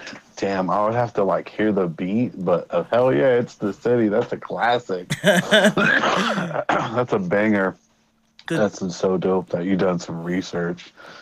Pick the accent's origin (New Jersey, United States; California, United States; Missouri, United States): Missouri, United States; also born or lived in Germany / Colorado; now in Los Angeles, United States; I was born in Germany, raised in Missouri, and raised in Colorado.